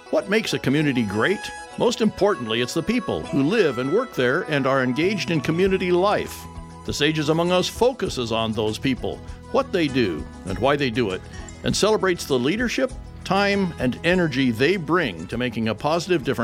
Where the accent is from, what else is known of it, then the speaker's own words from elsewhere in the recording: California, United States; moved away as an adult; also born or lived in Oxnard; now in Hawaii, United States; Yeah, I was born in Oxnard. My dad was a builder, and we, in my young life, lived all around Southern California and out in the desert.